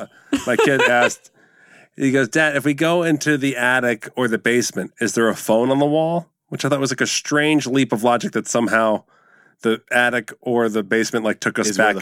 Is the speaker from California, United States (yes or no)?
no; New Jersey, United States; But I'm from Jersey. We're supposed to do that.